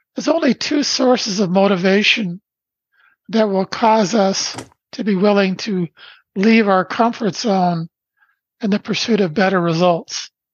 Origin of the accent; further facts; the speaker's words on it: Brantford, Ontario, Canada; I was born in Brantford, Ontario, Canada on December 1st, 1953.